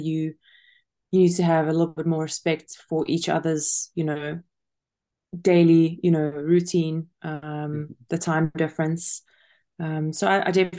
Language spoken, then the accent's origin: English; South Africa; moved away as an adult; also born or lived in Kentucky, United States; I am originally from South Africa and I've been traveling since I was 18 years old.